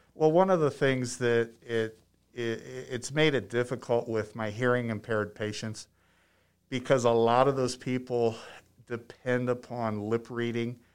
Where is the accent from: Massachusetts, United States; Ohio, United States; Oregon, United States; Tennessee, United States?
Ohio, United States; moved away as an adult; also born or lived in Penrose, Colorado; now in Limon, Colorado, United States; I'm from Ohio